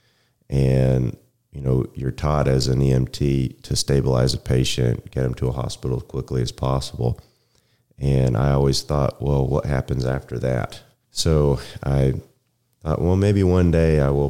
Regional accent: Denton, Texas, United States; also born or lived in Rockwall, Texas; I'm from the area. I grew up in Denton.

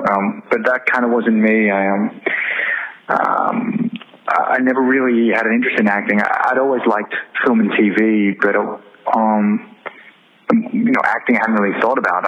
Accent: Australia; moved away as an adult; also born or lived in Canada; I grew up in Australia, and I moved to Canada, of all places

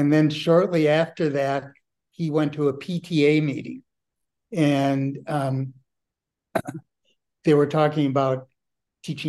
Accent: Milwaukee, Wisconsin, United States; moved away; We grew up together in Milwaukee all those years ago

